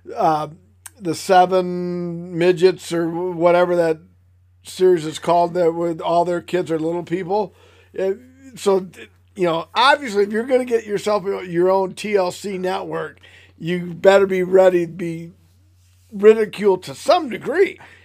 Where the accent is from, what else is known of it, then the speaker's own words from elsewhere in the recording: Michigan, United States; I am from Michigan